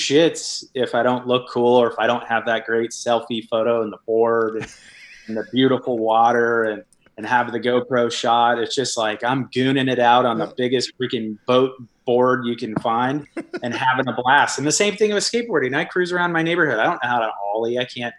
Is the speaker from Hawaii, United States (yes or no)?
yes; Hawaii, United States; I love Hawaii, and I did a lot of boogie boarding when growing up in Hawaii.